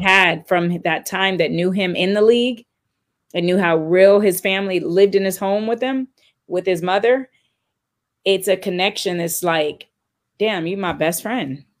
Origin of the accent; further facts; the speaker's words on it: California, United States; moved away; I'm from California